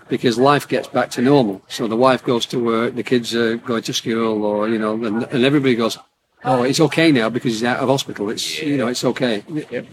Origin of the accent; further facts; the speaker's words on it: Southport, North West England, United Kingdom; I'm from Southport